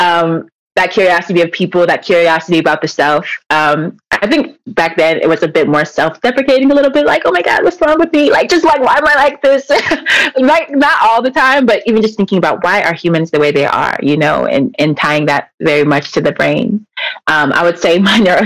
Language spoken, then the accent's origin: English; Elk Grove, California, United States; I'm from the Elk Grove. So Sac County, not Sac proper. So yeah. I went to school in Elk Grove over right here